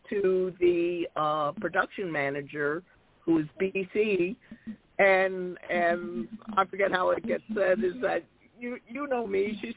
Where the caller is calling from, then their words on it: Massachusetts, United States; I'm calling from uh, Massachusetts.